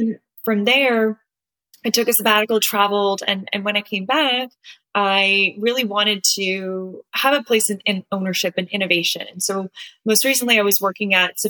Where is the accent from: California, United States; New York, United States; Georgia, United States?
California, United States; Southern; I am originally from Southern California, went to UCLA